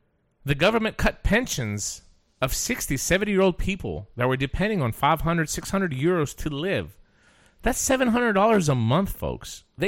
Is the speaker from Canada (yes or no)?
no; Greece; now in Chattanooga, United States; Greece, what is going on in my home country?